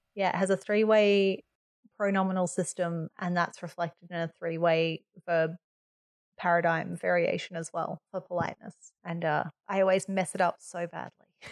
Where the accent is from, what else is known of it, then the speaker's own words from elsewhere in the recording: Australia; as an Australian